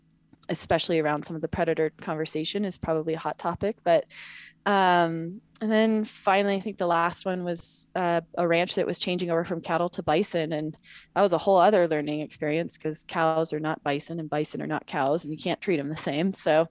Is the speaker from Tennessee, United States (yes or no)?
no; Montana, United States; also born or lived in Wyoming / California; So I was born in Montana, grew up Montana, Wyoming, and very Northern California.